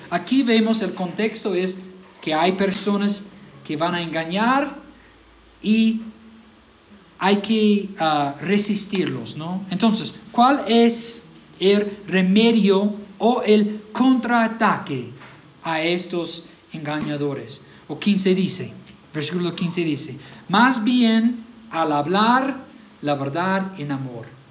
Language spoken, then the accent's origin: Spanish; Mississippi, United States; Spanish is a second language; moved away; yo soy de Mississippi